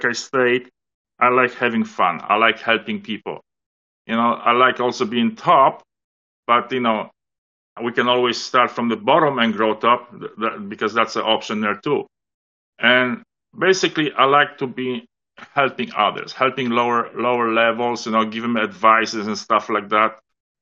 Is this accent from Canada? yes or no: yes; Toronto, Ontario, Canada; I'm from Toronto